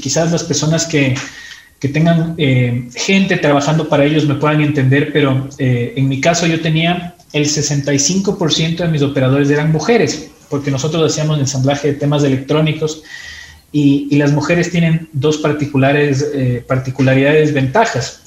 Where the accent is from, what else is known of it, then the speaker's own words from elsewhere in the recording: Quito, Pichincha, Ecuador; also born or lived in Ibarra; nací en Ibarra, eh, pero crecí en Quito.